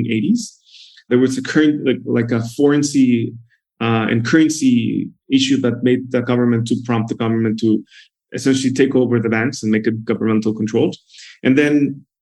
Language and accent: English; Guadalajara, Jalisco, Mexico; also born or lived in China / Brazil / San Francisco; I was born and raised in Mexico, specifically in Guadalajara, Mexico.